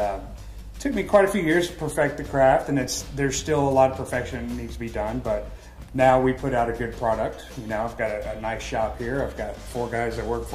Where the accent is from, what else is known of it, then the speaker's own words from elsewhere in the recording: Texas, United States; now in Fort Myers, United States; I grew up in Texas